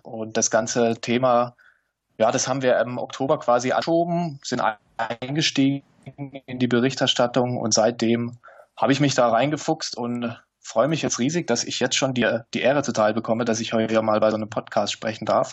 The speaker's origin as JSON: {"language": "German", "area": "near Neckarelz", "region": "Baden-Württemberg", "country": "Germany", "tie": "born or raised there"}